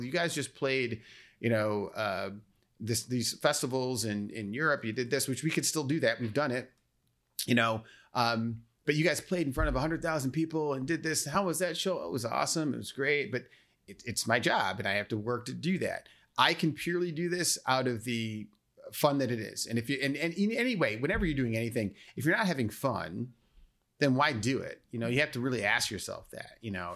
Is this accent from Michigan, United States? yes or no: no; Naperville, Illinois, United States